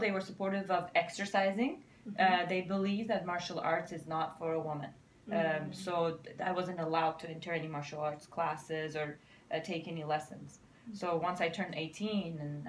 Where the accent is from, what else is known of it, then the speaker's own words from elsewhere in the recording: Iran; moved away; I'm from Iran